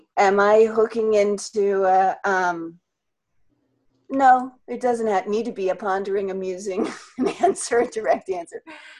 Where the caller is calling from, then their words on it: North Carolina, United States; I'm calling from North Carolina, USA.